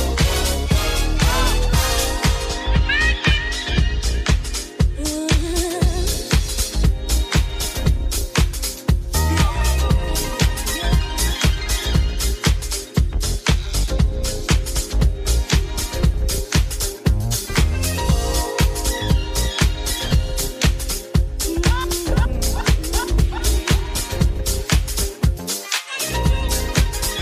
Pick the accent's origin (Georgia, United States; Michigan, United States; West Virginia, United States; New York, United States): New York, United States; New York City; now in Atlanta, United States; I was born and raised in the Bronx and I grew up with house music